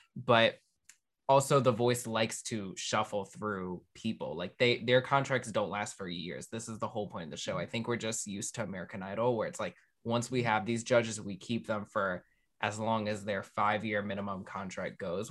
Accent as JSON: {"language": "English", "region": "Maryland", "country": "United States", "tie": "born or raised there", "said": "I grew up in Maryland."}